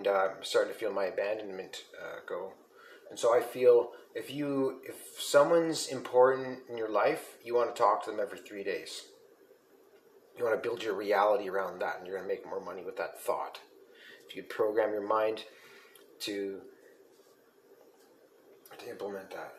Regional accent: Sault Ste. Marie, Ontario, Canada; I'm from Sault Ste. Marie.

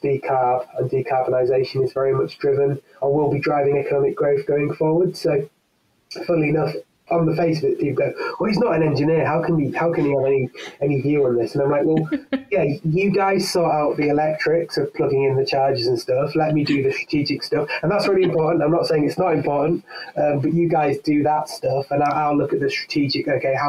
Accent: the north of England, United Kingdom; accent: northern English; live in the north of England. I don't know how international this is, so I've pretty much lost most of my northern accent.

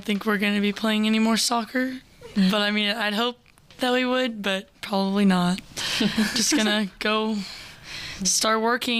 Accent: Crosby, Texas, United States; We're from Crosby, Texas, so it's like, it's 5 hours away, and it's a little northeast of Houston.

